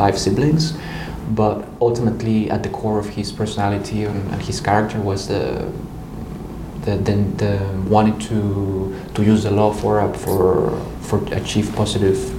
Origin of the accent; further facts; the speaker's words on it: Mexico City, Mexico; moved away as an adult; also born or lived in Naucalpan, State of Mexico; now in Geneva, Switzerland; I was born in Mexico City